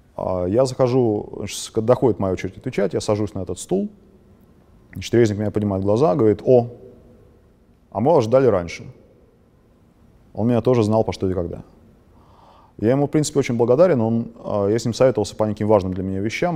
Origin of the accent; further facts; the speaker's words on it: Moscow, Russia; а я москвич